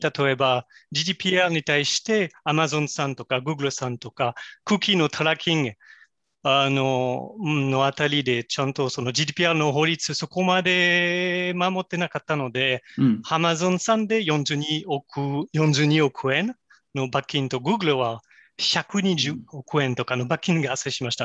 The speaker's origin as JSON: {"language": "Japanese", "country": "France", "tie": "born or raised there", "also_born_or_lived": "Kobe, Japan", "second_language": "Japanese", "moved": "as an adult", "lives_now": "Japan", "said": "私はもともとフランス出身でですけれども、実は日本で働いてもう18年間経ちました。"}